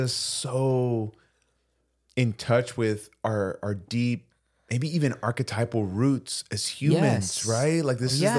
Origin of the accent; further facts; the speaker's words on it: Puerto Rico; We're from Puerto Rico.